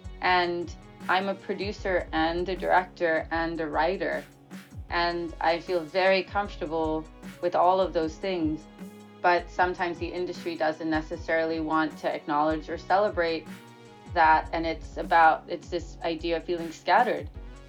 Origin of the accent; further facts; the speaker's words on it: Oman; also born or lived in New Delhi, India; And for me, I was born in New Delhi in India, half Bengali, half Anglo-Indian. And then we moved to the Middle East when I was 2 years old, and to Oman. And then I grew up in Oman